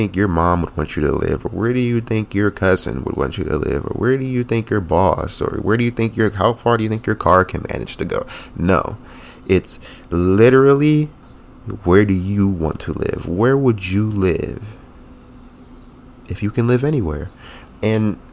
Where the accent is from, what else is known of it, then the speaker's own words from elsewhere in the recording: New Jersey, United States; now in Rhode Island, United States; I'm from New Jersey